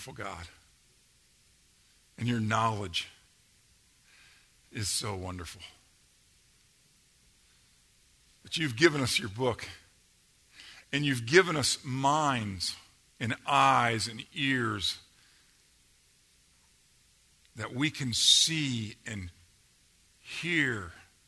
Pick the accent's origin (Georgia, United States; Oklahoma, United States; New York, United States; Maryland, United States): Georgia, United States; accent: Georgia